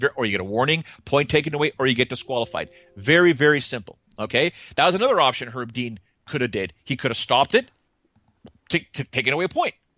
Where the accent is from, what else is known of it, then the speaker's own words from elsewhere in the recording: Canada; sorry for being Canadian